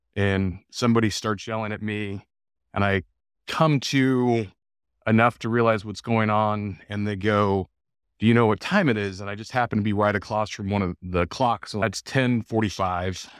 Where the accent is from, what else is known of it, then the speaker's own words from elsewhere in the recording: El Paso, Texas, United States; moved away as an adult; growing up in El Paso, Texas